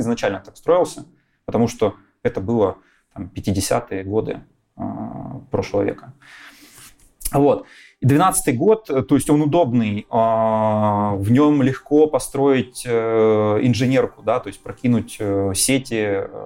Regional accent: Kharkiv, Kharkiv Oblast, Ukraine; moved away as an adult; also born or lived in Magdeburg, Germany / Donetsk; now in Katowice, Poland; Два года оказываюсь я в городе Харькове вместе с семьей. Ну и уже дальше этот город остается моим родным городом на долгие годы вплоть до сегодняшнего момента

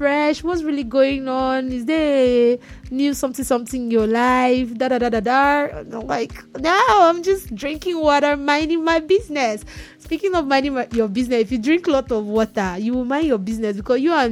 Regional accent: Nigeria; I'm a Nigerian.

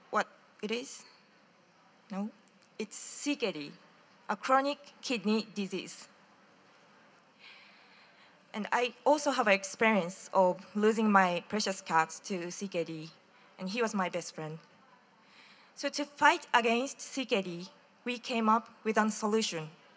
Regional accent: Japan; from Hachitama, Japan

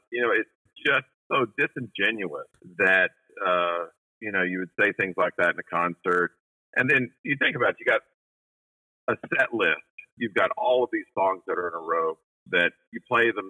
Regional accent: Western North Carolina, United States; I grew up in Western North Carolina

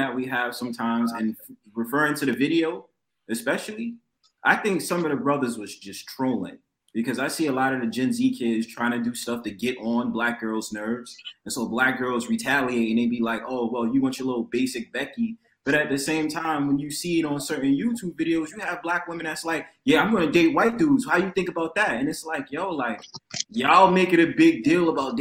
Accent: New York, United States; I'm from New York, right? I live in New York

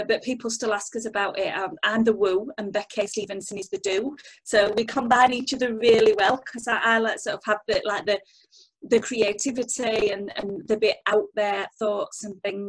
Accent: United Kingdom; we're British

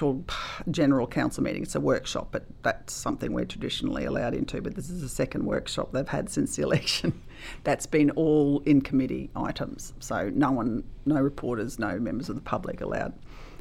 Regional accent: Gympie, Queensland, Australia; I love this town. It's my hometown

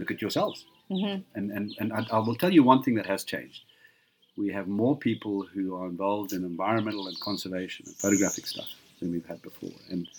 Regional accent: Harare, Zimbabwe; also born or lived in Benoni, South Africa / Botswana / California; now in Greyton, South Africa; I grew up in Zimbabwe and didn't come back to South Africa, wouldn't have come back to South Africa until after 94 because of all the issues with apartheid.

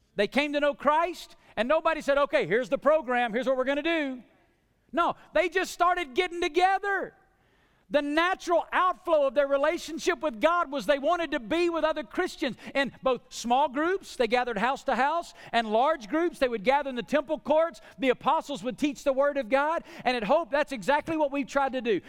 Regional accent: the South, United States; I grew up in the South

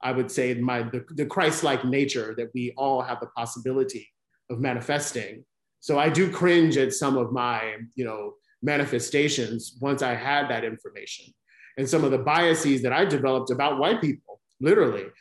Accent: the South, United States; I live in the South, I was raised in the South, I live in the South now

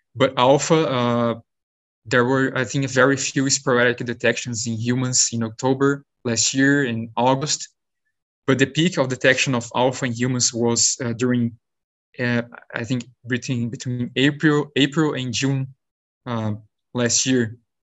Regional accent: Brazil; moved away as an adult; also born or lived in São Paulo state, Brazil / South Dakota, United States / New York, United States; now in United States; I'm originally from Brazil

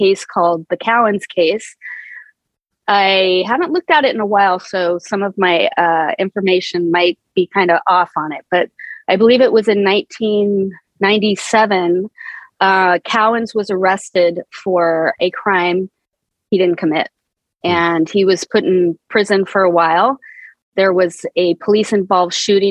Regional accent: Placerville, California, United States; moved away as an adult; also born or lived in Sacramento / Boston / New York City; now in Port Jefferson, United States; I'm from California. I was born and raised there. I grew up in Placerville

